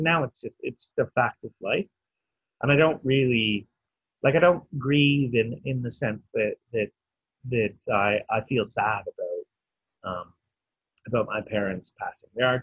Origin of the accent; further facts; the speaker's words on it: Canada; now in United Kingdom; I'm, a foreigner here in the UK, and I say I grew up in Canada